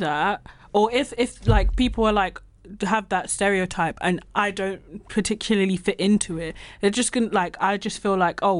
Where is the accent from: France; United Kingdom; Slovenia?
United Kingdom; London; moved away